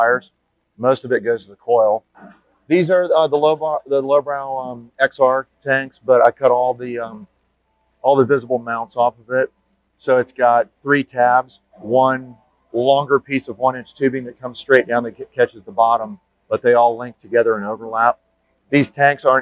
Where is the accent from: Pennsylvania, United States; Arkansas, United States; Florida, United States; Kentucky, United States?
Florida, United States; Jacksonville; My shop is Alleyway Customs, and I'm from Jacksonville, Florida